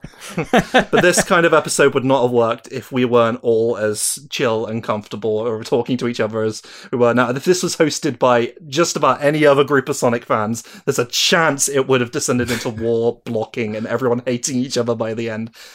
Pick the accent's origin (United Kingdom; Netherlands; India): United Kingdom; I'm British.